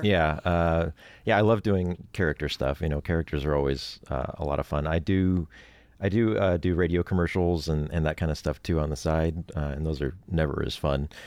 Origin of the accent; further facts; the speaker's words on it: Oregon, United States; moved away as an adult; now in Los Angeles, United States; I grew up in Oregon, actually. I'm originally from Oregon